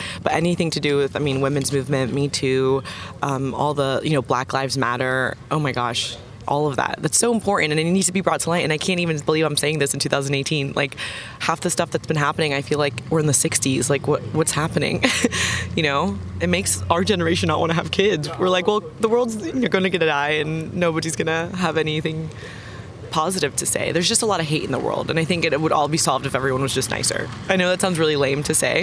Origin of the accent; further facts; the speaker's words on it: Florida, United States; also born or lived in London; now in Texas, United States; I'm from Florida